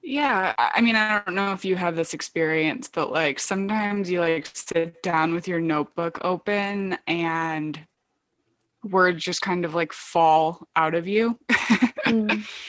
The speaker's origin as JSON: {"language": "English", "region": "Michigan", "country": "United States", "tie": "born or raised there", "moved": "yes", "lives_now": "Brooklyn, New York, United States", "said": "I'm from Michigan"}